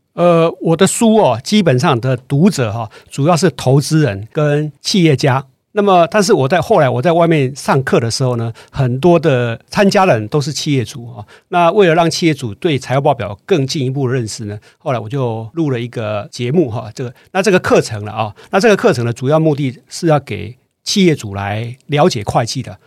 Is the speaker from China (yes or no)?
no; Taiwan; 这个我们台湾人有个坏习惯哦